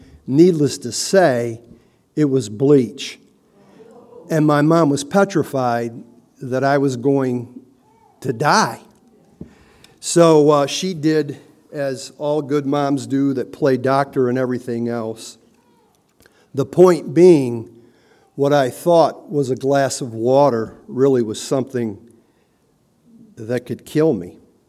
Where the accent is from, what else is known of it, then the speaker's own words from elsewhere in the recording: Hazel Park, Michigan, United States; I grew up in Hazel Park, And it was a pretty vibrant community, that little 2-mile-square city.